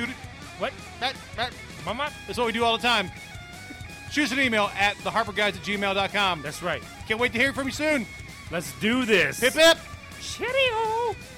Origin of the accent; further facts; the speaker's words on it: New York, United States; now in San Jose, United States; I'm from New York originally.